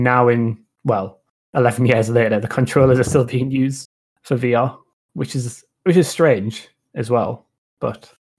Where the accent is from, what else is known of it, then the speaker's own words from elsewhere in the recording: United Kingdom; we're British.